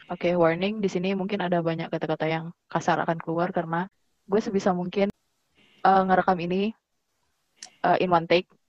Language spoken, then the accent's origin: Indonesian; Jakarta, Indonesia; born there; now in Bandung, Indonesia; gue lahir di Jakarta